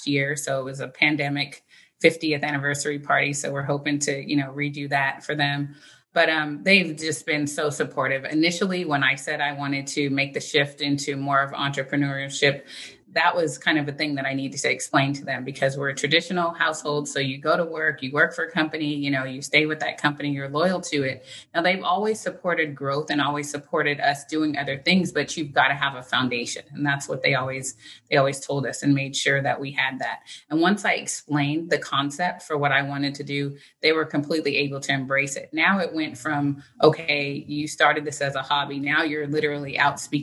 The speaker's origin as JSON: {"language": "English", "region": "California", "country": "United States", "tie": "born or raised there", "also_born_or_lived": "Philadelphia", "said": "I was born in Philadelphia, but I was raised in California"}